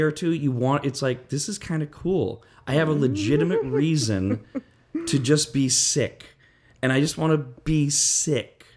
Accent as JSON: {"language": "English", "region": "West Coast", "country": "United States", "said": "I'm from the West Coast"}